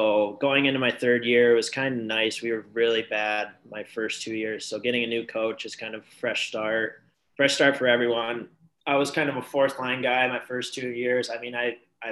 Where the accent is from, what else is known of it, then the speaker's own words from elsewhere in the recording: Grand Rapids, Michigan, United States; In Grand Rapids on the west side of Michigan